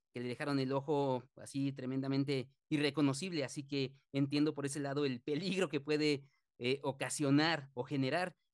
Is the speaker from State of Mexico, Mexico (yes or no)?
no; Mexico City, Mexico; yo en mi caso no soy de Veracruz, soy de Ciudad de México